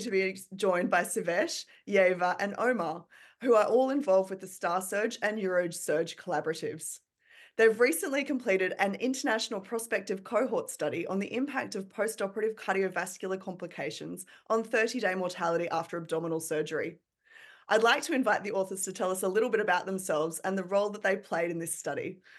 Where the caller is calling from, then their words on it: Melbourne, Victoria, Australia; I'm recording from Naarm, Melbourne, from the lands of the Boon Wurrung people